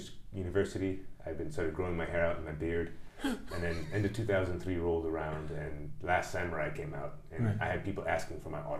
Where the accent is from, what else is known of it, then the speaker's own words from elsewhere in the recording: Sacramento, California, United States; moved away as an adult; now in Japan; I was born in Sacramento, California.